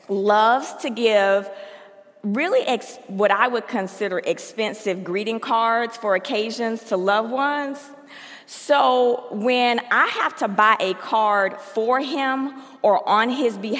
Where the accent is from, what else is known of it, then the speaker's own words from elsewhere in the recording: Mississippi, United States; moved away; I'm from Mississippi, and I am a Southern Baptist